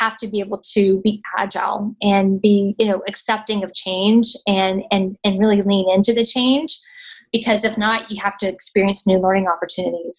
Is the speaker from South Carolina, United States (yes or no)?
no; North Carolina, United States; moved away as an adult; I was born in North Carolina, raised in North Carolina, went to school in North Carolina